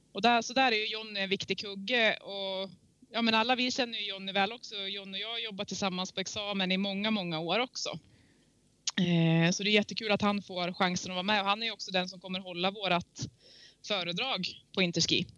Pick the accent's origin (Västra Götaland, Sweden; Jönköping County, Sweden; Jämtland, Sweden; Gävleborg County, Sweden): Gävleborg County, Sweden; Järvsö; moved away; also born or lived in Åre / New Zealand; skidkarriären började hemma i eh, Gärsebacken i Järvsö. Tidigt 80-tal. Där jag kommer ifrån